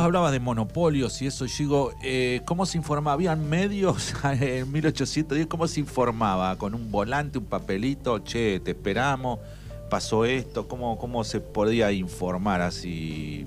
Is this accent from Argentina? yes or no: yes; Argentina; así como argentinos